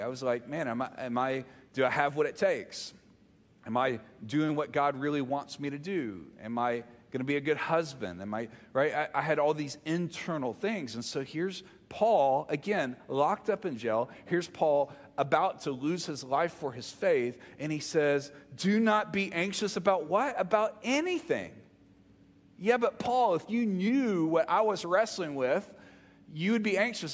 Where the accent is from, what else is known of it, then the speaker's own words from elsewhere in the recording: the South, United States; you can tell I'm from the South